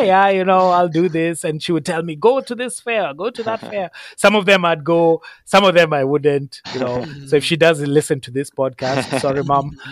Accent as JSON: {"language": "English", "country": "Kenya", "tie": "born or raised there", "moved": "yes", "lives_now": "Canada", "said": "growing up in Kenya"}